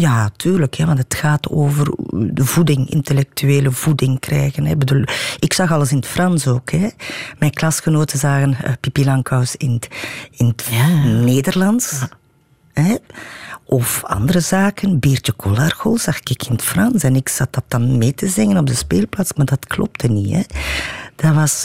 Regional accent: Watervliet, Flanders, Belgium; ik ben in Watervliet opgegroeid

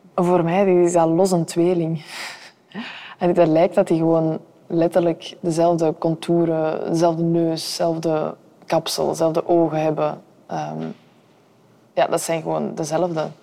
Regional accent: Antwerp, Flanders, Belgium; dat vind ik echt als Antwerpenaar

